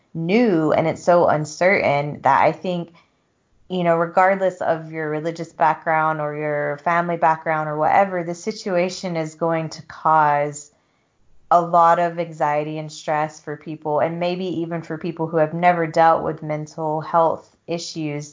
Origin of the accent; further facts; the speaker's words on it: the South, United States; moved away as an adult; also born or lived in Utah; coming from a background, like a southern background of like people just don't talk about shit in the South